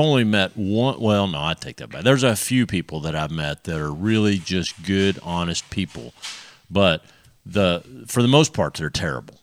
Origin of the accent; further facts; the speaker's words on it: Texas, United States; we're Texans